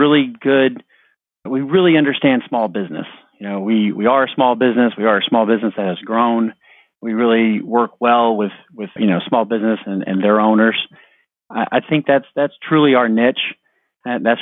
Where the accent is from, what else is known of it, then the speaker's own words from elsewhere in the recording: Houston, Texas, United States; I'm from Houston, grew up in town, kind of lived all over